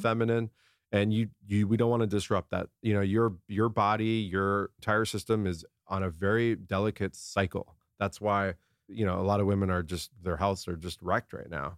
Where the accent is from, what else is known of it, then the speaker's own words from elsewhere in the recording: San Diego, California, United States; I grew up in La Jolla, down in San Diego.